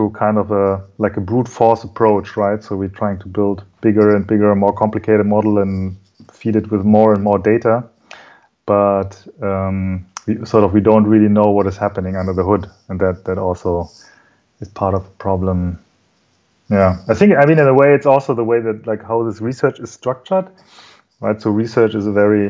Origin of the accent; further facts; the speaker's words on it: Germany; I'm German, so my mother is Japanese, but I was born and raised in Germany